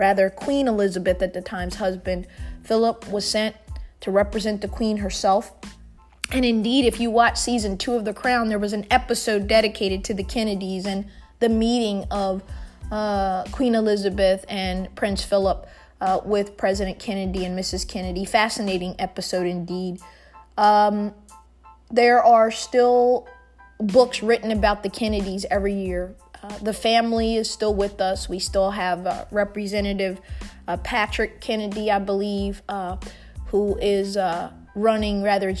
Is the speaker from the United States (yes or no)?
no; Munich, Bavaria, Germany; born there; I was born in Munich, Germany.